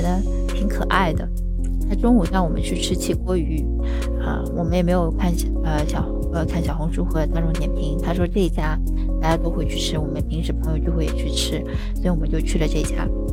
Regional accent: Shanghai, China; also born or lived in Hangzhou; 我从小出生长大，在上海，啊，一直在上海，呃，直到大学也在上海，唯一就是有两年多，快三年时间在杭州

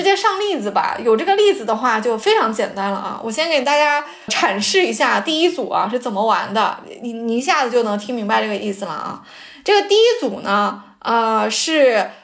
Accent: Jiangsu, China; 我是江苏的

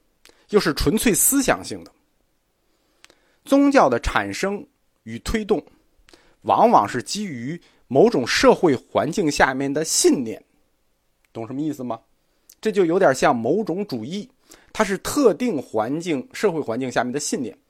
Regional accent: China; 我们中国人此前并没有接触过组织化宗教

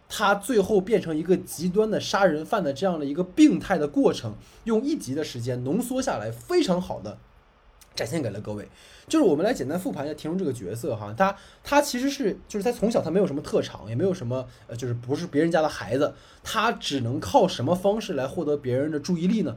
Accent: Dalian, Liaoning, China; 我的老家是大连的嘛

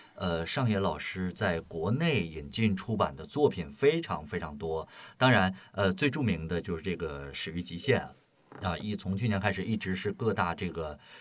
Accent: Shandong, China; 因为我本身是山东人

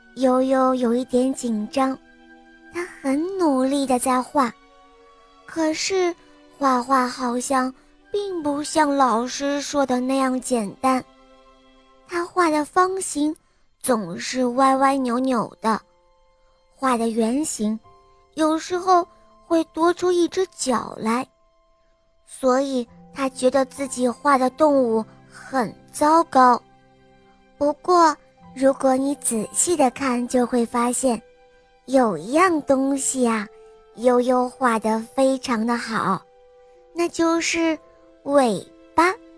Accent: Dalian, Liaoning, China; 我今年七岁了，我来自美丽的海滨大连

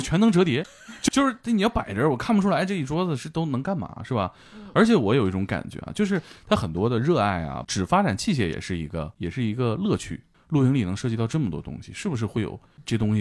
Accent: Northeast China, China; 我的老家东北

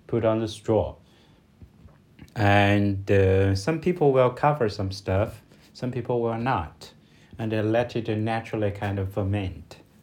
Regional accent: China; from China

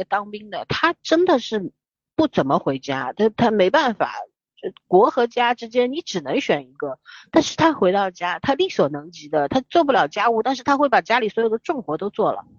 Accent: Shanghai, China; also born or lived in Beijing; 那个时候我从北京，我差不多六岁不到回上海的时候，住在长宁区嘛

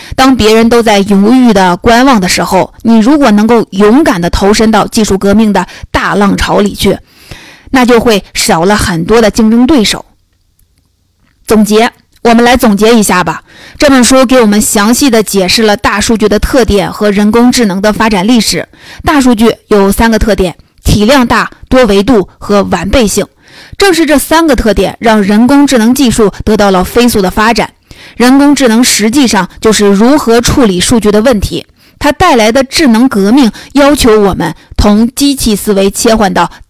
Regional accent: China; 我们中国人都知道看病得找老大夫

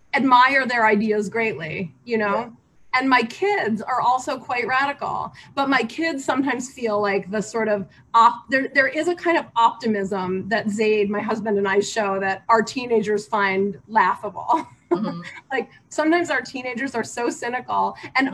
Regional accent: United States; moved away as an adult; now in Beijing, China

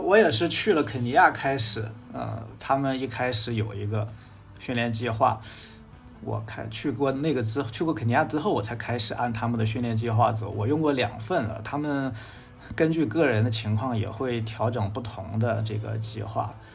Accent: northern China, China; 我是北方人

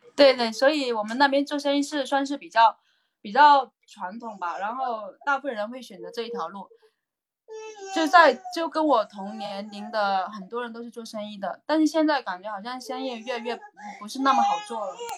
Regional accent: Guangdong, China; now in Guangzhou, China; 我是广东潮汕人

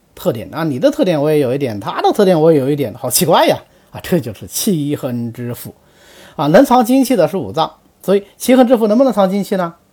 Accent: China; 我们中国人多先进

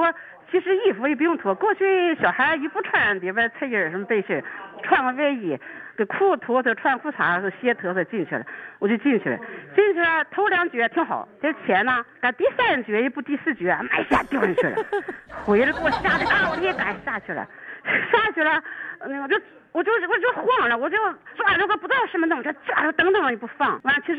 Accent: Dalian, Liaoning, China; 俺大连人是就是衣衣服都淤了

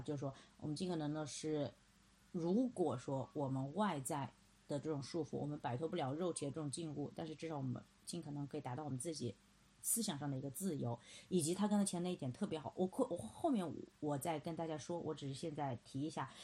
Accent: China; 我们中国人普遍是不信教

